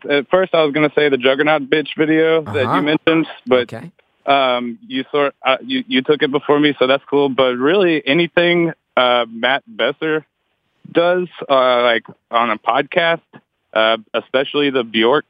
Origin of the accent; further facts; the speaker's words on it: Tasmania, Australia; now in Melbourne, Australia; I'm from Tasmania myself, originally. Which is kind of like Perth, but separated by water and smaller.